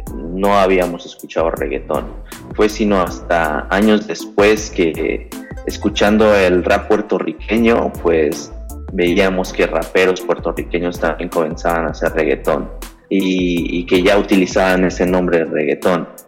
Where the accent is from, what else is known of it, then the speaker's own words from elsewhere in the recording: Mexico City, Mexico; yo soy de la Ciudad de México, esto al centro de la República Mexicana